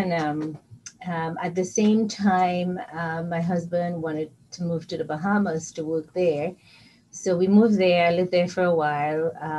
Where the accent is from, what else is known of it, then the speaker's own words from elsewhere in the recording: Trinidad & Tobago; moved away as an adult; also born or lived in Canada / Jamaica; now in Baltimore, United States; So I grew up in Trinidad, obviously, in Springvale, which was where most of the Rampersad family, were born and then branched off in Springvale. And then we moved and I grew up in Bang Village